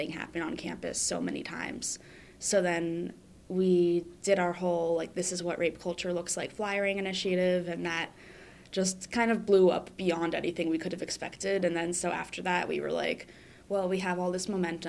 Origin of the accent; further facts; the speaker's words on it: Florida, United States; moved away as an adult; now in Philadelphia, United States; I'm a junior at Penn, and I'm from Florida, but I like Philly a lot better